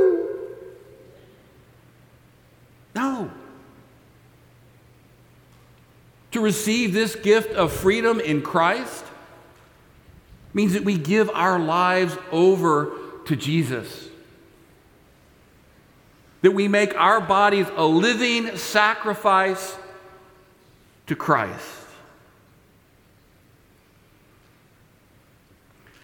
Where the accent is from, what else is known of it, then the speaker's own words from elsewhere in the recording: Texas, United States; I'm a Texan